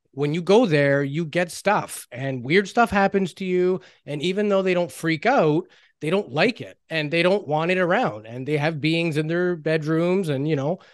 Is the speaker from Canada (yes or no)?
yes; Canada; we're Canadian